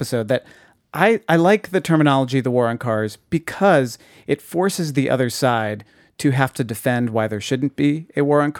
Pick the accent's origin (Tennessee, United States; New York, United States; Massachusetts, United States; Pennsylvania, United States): Massachusetts, United States; Boston; I'm a little familiar with Canton, Massachusetts, because I'm from the Boston area.